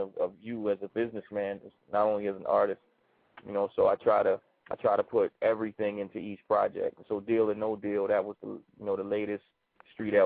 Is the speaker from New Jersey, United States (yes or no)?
no; Baltimore, Maryland, United States; also born or lived in New York; I'm from Baltimore, Murderland. You know what I'm saying? I'm born and raised. Baltimore is my home